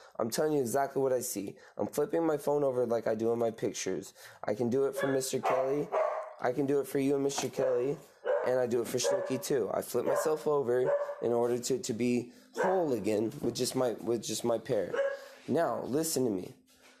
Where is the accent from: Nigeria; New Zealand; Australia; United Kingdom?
Australia; they don't even want to come at me because I'm Australian.